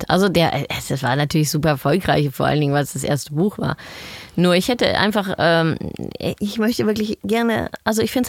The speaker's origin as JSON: {"language": "German", "country": "Netherlands", "second_language": "German", "said": "Ja, sage ich, ich bin Holländerin. So schnell gebe ich nicht auf."}